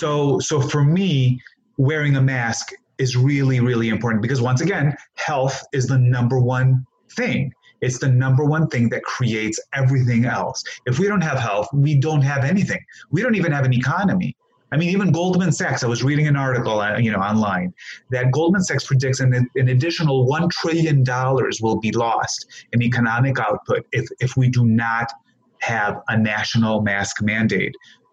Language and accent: English; Hammond, Indiana, United States; I was born here. I was born in Hammond, Indiana. I am a Hoosier, you know, believe it or not. I was born in St. Margaret's Hospital over there.